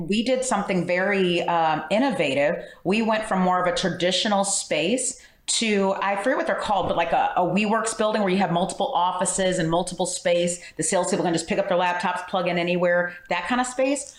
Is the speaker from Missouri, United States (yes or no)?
yes; St. Louis, Missouri, United States; also born or lived in Springfield, Illinois; I'm from St. Louis